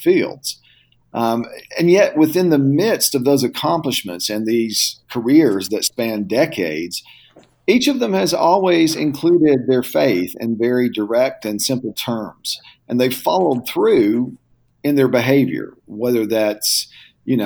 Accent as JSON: {"language": "English", "region": "Tennessee", "country": "United States", "tie": "born or raised there", "said": "growing up in the South in Tennessee"}